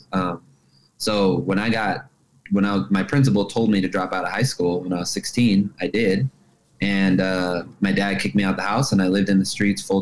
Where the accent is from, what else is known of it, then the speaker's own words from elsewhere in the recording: Los Angeles, California, United States; I grew up in Los Angeles.